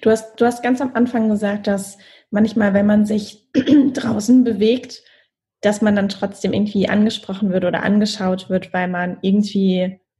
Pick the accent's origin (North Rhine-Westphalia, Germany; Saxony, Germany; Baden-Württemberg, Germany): Baden-Württemberg, Germany; Mannheim; ein Freund von mir aus Mannheim, aus meiner Heimat, hatte genau ähnliche Dinge berichtet